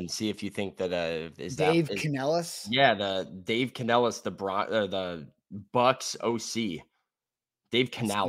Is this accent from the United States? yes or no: no; Australia; I'm Australian, dude.